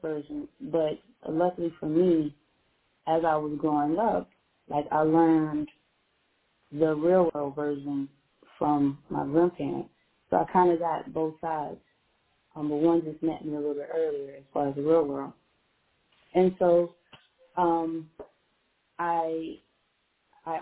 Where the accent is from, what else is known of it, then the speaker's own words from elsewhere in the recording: Fort Lauderdale, Florida, United States; also born or lived in Pompano Beach, Florida; I was raised in Fort Lauderdale, Florida, but to be honest with Jackie, you know, my grandparents stayed in Pompano Beach, so I visited Fort Lauderdale, but I stayed and lived in Pompano